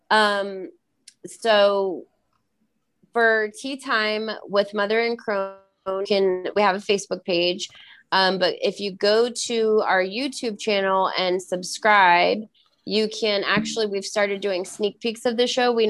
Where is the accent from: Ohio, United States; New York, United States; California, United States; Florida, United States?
California, United States; and I'm from California.